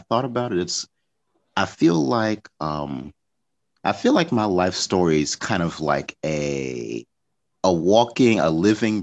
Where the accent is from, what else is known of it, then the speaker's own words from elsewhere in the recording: Chicago, Illinois, United States; moved away as an adult; also born or lived in Grand Rapids, Michigan; now in China; I grew up on the South Side of Chicago